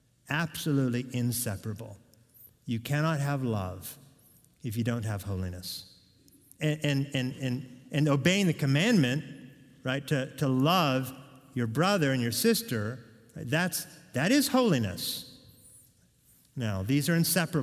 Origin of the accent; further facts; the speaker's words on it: Oregon, United States; I'm from Oregon